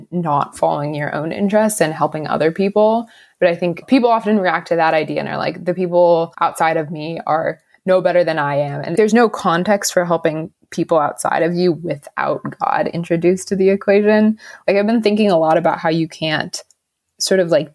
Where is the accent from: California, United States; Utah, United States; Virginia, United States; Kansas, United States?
Virginia, United States; Northern; I grew up in Northern Virginia, which is one of the most type A places in the world